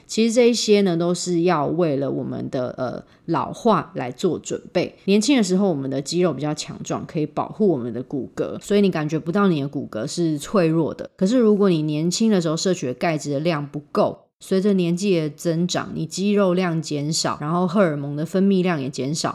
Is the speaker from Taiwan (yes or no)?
yes; Taiwan; 我们台湾人